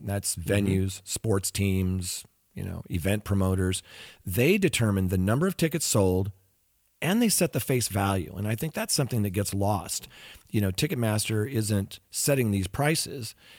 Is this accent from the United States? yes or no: yes; Pacific Northwest, United States; Growing up in the Pacific Northwest